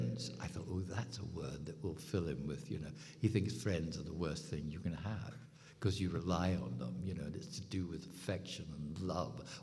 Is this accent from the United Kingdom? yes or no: yes; United Kingdom